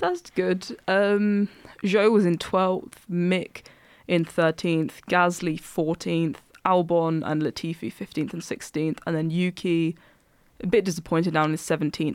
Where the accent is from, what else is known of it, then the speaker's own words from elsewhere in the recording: Essex, East of England, United Kingdom; I'm from Essex